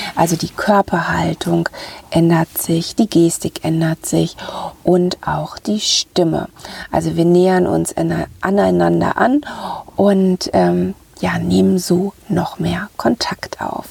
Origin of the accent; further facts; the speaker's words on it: Ruhr area, North Rhine-Westphalia, Germany; accent: Ruhr dialect; moved away; also born or lived in northern Germany; wenn ich mal zwischendurch zurück in meiner Heimat im Ruhrgebiet bin, dann nehme ich gleich diese diesen Dialekt wieder auf